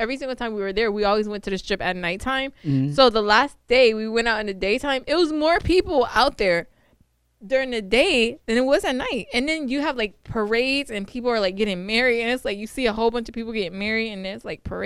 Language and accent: English; New York, United States; moved away; I'm from New York